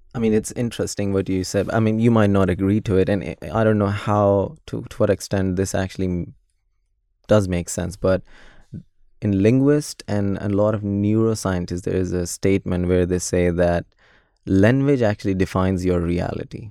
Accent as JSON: {"language": "English", "country": "Pakistan", "tie": "born or raised there", "moved": "yes", "said": "growing up in Pakistan"}